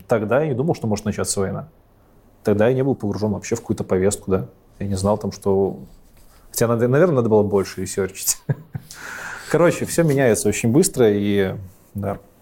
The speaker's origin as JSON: {"language": "Russian", "country": "Belarus", "said": "У нас в Беларуси"}